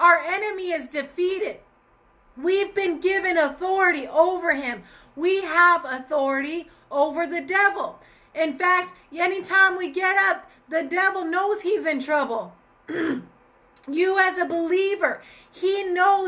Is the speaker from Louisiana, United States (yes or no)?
no; Colorado, United States; my home state of Colorado